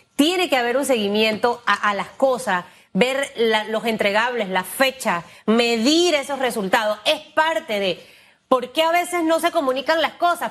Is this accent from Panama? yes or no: yes; Panama; somos los panameños